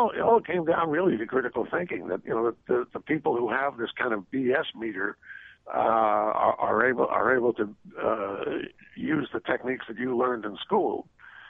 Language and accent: English; New York City, New York, United States; I grew up in Brooklyn, and that's where I learned on the street.